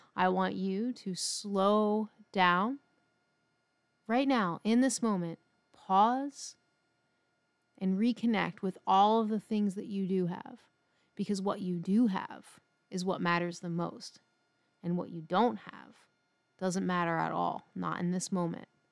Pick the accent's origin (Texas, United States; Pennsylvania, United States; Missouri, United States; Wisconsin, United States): Pennsylvania, United States; Philadelphia; moved away; growing up in Philly